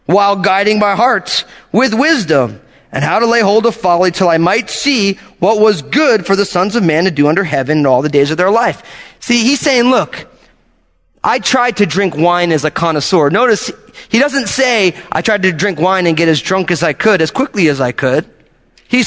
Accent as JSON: {"language": "English", "region": "outside of New York", "country": "United States", "tie": "born or raised there", "also_born_or_lived": "San Francisco Bay Area", "moved": "yes", "said": "growing up outside of New York"}